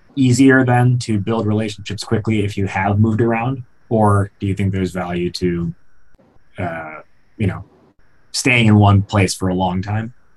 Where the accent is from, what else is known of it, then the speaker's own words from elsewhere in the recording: outside of Chicago, Illinois, United States; I grew up outside of Chicago and I've lived in Chicago since.